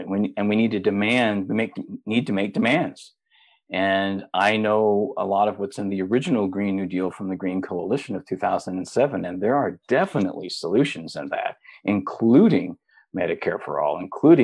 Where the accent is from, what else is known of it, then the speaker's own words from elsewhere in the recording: Middle America, Midwest, United States; I'm from Middle America, so I grew up in a conservative family, conservative part of the country